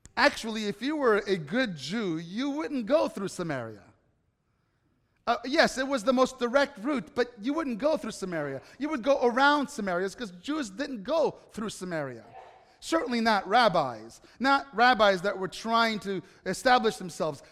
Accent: Italy; moved away; growing up in Italy

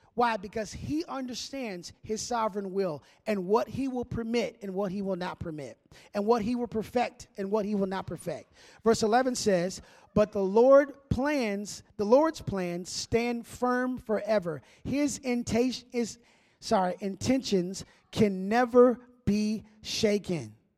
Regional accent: Minneapolis, Minnesota, United States; moved away; I grew up in Minneapolis

